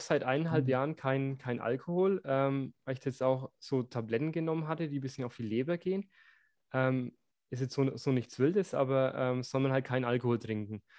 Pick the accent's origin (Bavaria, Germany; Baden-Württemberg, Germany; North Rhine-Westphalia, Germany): Bavaria, Germany; ich bin in Bayern aufgewachsen